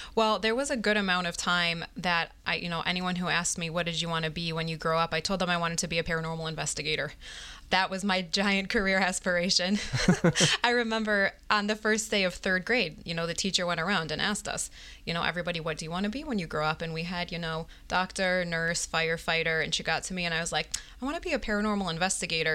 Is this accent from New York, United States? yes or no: yes; Binghamton, New York, United States; also born or lived in Baltimore, Maryland; now in Pomona, New York, United States; I was actually born in Baltimore. And then when I was about three, we moved to Binghamton, New York. And that's where I was raised.